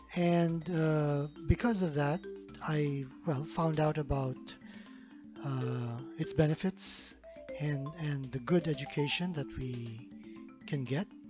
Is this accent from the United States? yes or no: no; Philippines; I'm from the Philippines